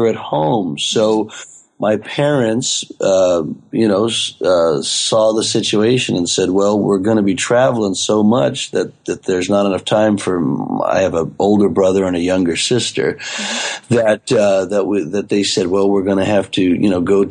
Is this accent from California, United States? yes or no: no; Dallas, Texas, United States; I grew up in Dallas, outside of Dallas, Texas, southeast Dallas, actually.